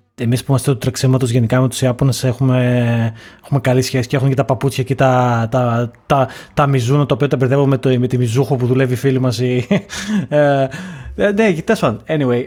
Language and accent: Greek; Lamia, Central Greece, Greece; Εγώ σαν άνθρωπος ο οποίος είμαι από τη Λαμία και όλα που είναι επαρχία, ε, μεγάλωσα και σπούδασα στην, ε, στην Ελλάδα